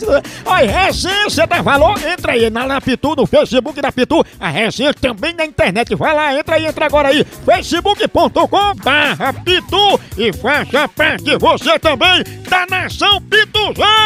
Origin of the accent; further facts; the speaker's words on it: Salvador, Bahia, Brazil; Nós somos de Salvador, Bahia, bairro Brotas.